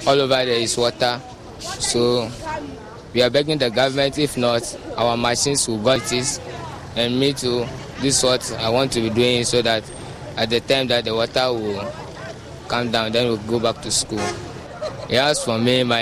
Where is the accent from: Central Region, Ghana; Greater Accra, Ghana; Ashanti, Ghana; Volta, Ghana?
Volta, Ghana; Sogakope; I'm from Sogakope